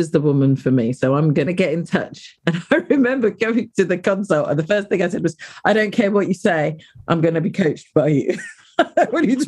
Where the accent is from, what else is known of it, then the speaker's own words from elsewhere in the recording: United Kingdom; I'm a British black-bodied woman